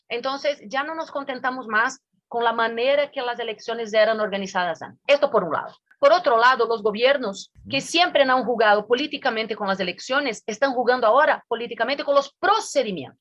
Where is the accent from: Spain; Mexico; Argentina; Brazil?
Brazil